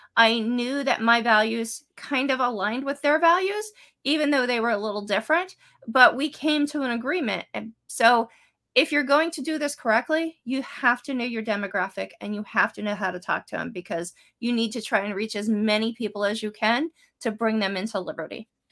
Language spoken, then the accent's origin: English; State College, Pennsylvania, United States; I grew up in State College.